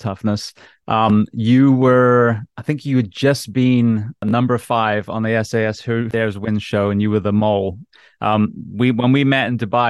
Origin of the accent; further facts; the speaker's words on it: United States; an American paramedic